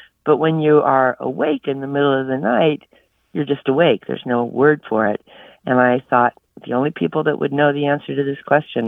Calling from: San Diego, California, United States; San Diego, California.

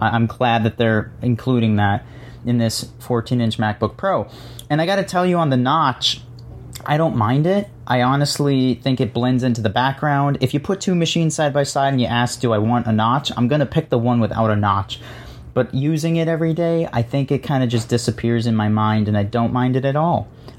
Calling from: Scranton, Pennsylvania, United States; I'm from the Scranton, Pennsylvania region.

